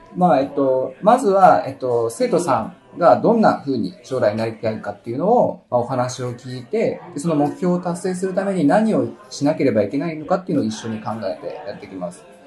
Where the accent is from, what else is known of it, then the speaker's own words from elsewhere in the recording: Nagano, Japan; 出身は長野県です。